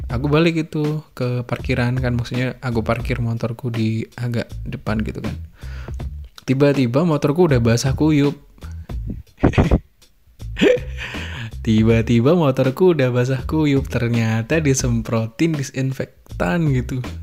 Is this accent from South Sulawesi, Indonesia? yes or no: no; Ponorogo, East Java, Indonesia; karena aku dari Ponorogo ya udah dari Ponorogo